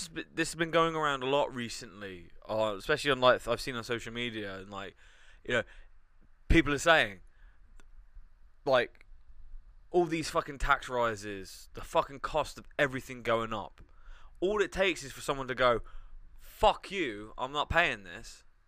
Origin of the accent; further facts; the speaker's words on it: United Kingdom; being British